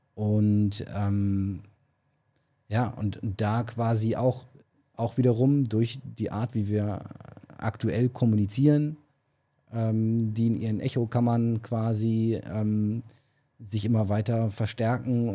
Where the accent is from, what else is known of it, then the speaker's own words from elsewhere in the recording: Berlin, Germany; accent: Berlin; moved away; Ich darf den Berliner Akzent machen, weil ich komme aus Berlin. Ähm, ursprünglich